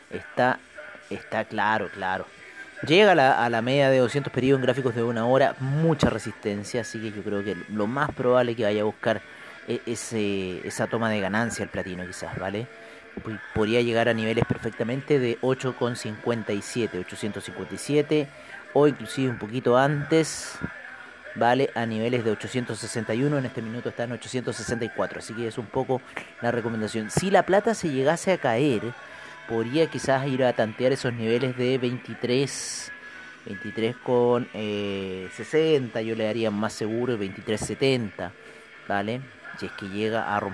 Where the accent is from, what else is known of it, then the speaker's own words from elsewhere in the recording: Chile; orgullosos de ser chilenos con esa constitución y que en cierta forma nos eh, beneficia a nosotros como chilenos